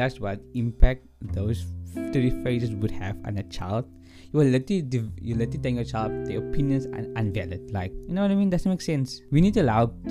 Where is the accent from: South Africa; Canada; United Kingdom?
South Africa; as a South African